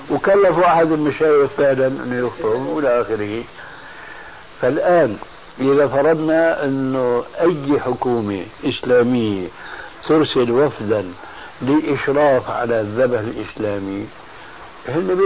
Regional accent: Damascus, Damascus Governorate, Syria

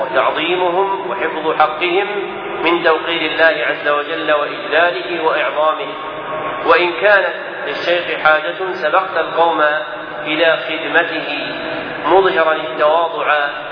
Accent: Najd, Saudi Arabia; عندنا في نجد

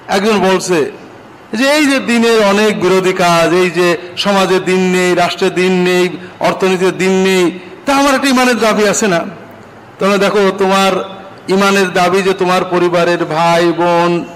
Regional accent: Bangladesh; আমরা বাংলাদেশের মানুষেরও

